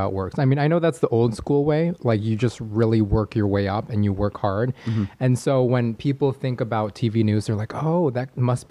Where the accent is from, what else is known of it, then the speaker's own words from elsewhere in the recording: Chicago, Illinois, United States; moved away as an adult; also born or lived in San Diego; now in Los Angeles, United States; I was born and raised in the coldest city in America, otherwise known as Chicago, Illinois.